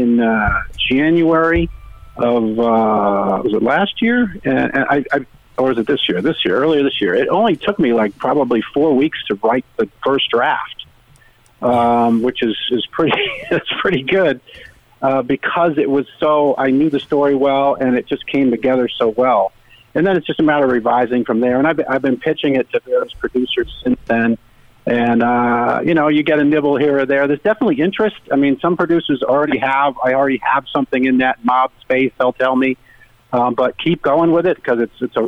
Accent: Rhode Island, United States; now in Connecticut, United States; I live in Connecticut now, but I grew up in Rhode Island

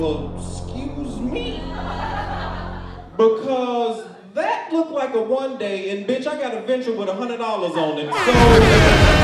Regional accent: Chicago, Illinois, United States; I am from the West Side of Chicago

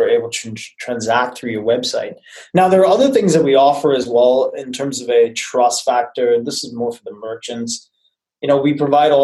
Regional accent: New Zealand; now in San Francisco, United States; I'm originally from New Zealand

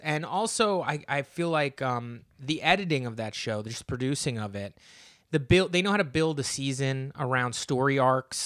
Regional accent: New Jersey, United States; I'm from New Jersey

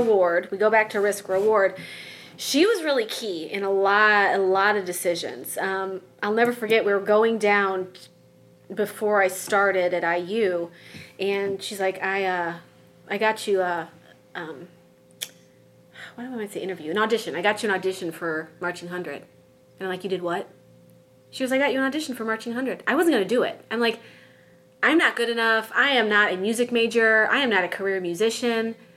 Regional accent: Crown Point, Indiana, United States; grew up in the region, right? So region rat, yeah, as they call it

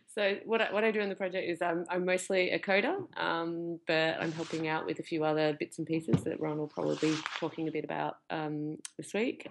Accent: Australia; moved away; I grew up in Australia.

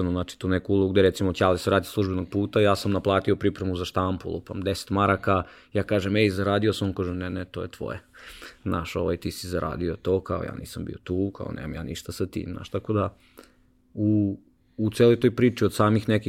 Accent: Sremska Mitrovica, Vojvodina, Serbia; u Sremskoj Mitrovici, odakle sam ja inače

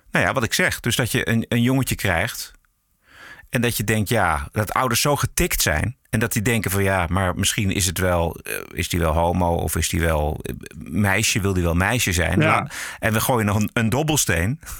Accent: Suriname; Ik ben Surinaams. Ik ben in Suriname geboren. Ik ben 33 jaar eh, jong.

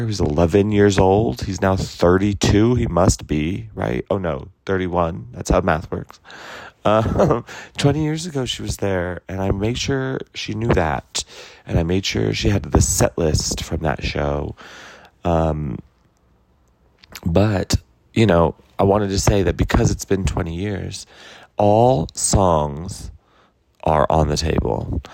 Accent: New Mexico, United States; moved away; my home state, Albuquerque

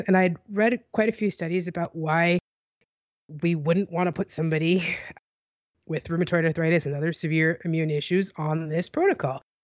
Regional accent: United States; I'm an American.

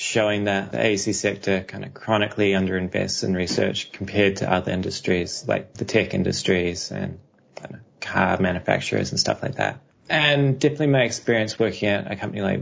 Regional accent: New Zealand; accent: New Zealand; moved away as an adult; also born or lived in Australia / United States; I studied architecture back in New Zealand, which is where my accent comes from.

